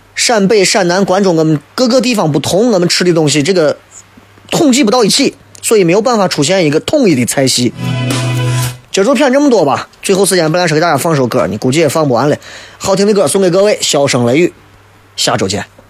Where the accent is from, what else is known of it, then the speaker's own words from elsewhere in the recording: Xi'an, Shaanxi, China; 我们西安人的面